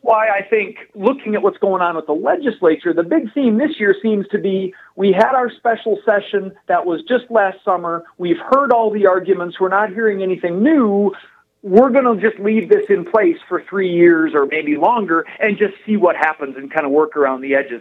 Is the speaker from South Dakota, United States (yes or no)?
yes; Lake Herman, South Dakota, United States; now in Aberdeen, United States; I grew up on Lake Herman.